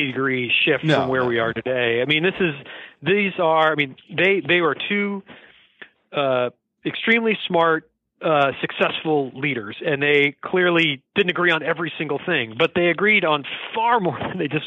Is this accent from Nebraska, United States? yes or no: yes; Lincoln, Nebraska, United States; moved away as an adult; also born or lived in Ithaca, New York; now in Washington, United States; I'm from Lincoln, Nebraska